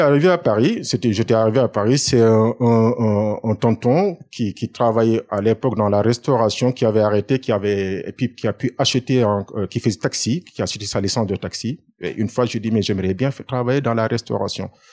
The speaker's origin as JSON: {"language": "French", "region": "Dakar", "country": "Senegal", "tie": "born or raised there", "moved": "as an adult", "lives_now": "France", "said": "Je suis né à Dakar et j'ai fait mes études à Dakar."}